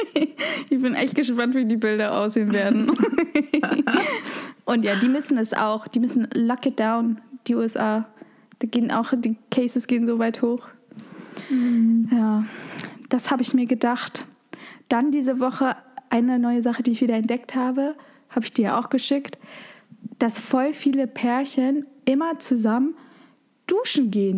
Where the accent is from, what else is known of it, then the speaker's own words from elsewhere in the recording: Germany; Bei uns in Deutschland